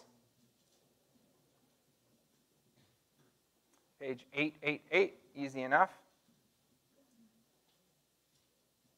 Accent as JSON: {"language": "English", "town": "Jacksonville", "country": "United States", "said": "I'm from Jacksonville"}